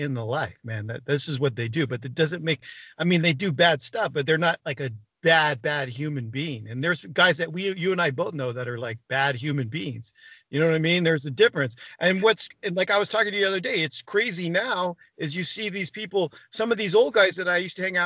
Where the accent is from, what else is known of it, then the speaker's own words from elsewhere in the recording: California, United States; I'm from California